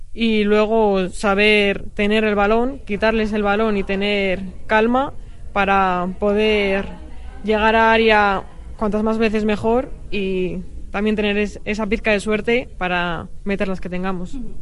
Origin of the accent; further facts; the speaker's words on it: Bilbao, Basque Country, Spain; siendo bilbaína